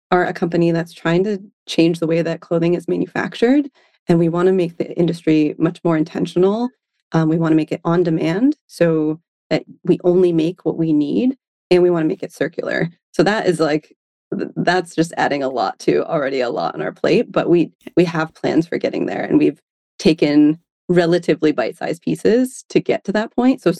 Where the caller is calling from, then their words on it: San Francisco, California, United States; I am calling from San Francisco today.